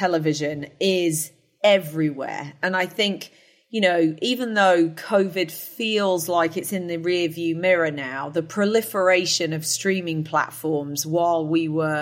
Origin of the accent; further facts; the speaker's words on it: United Kingdom; moved away as an adult; also born or lived in New Jersey; now in United States; I am a Brit. But I do live in the United States, been here for coming up on year 16